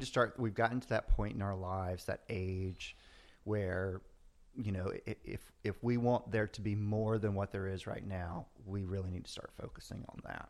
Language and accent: English; the South, United States; moved away; I grew up in the South, you know, it's, we were a tight family